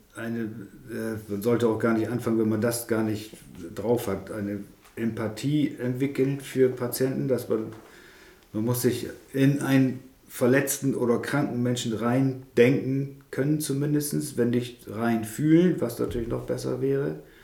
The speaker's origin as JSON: {"language": "German", "area": "Elsfleth-Berne, Wesermarsch", "region": "Lower Saxony", "country": "Germany", "tie": "born or raised there", "said": "aufgewachsen hier in der Wesermarsch, also ein nordisches Kind hier. Ja. Aus Werfleth-Berne, wenn die das kennt, da wo die Kirche im Deich ist"}